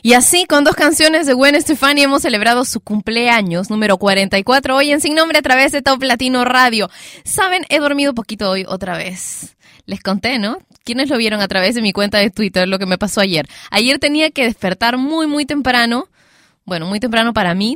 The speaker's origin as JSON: {"language": "Spanish", "country": "Peru", "said": "acá en mi, en mi país, Perú"}